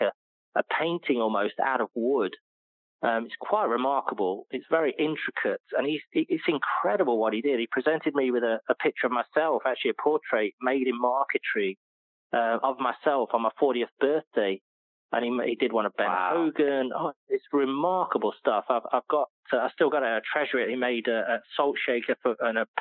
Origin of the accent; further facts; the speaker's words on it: United Kingdom; moved away; being a British person